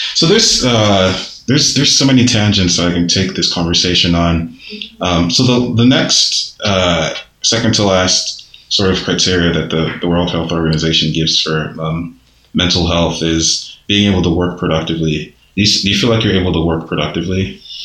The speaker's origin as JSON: {"language": "English", "country": "Nigeria", "tie": "born or raised there", "moved": "yes", "lives_now": "United States", "said": "growing up in Nigeria"}